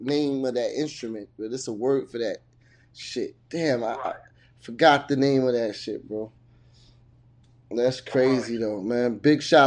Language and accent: English; Virginia, United States; I'm from Virginia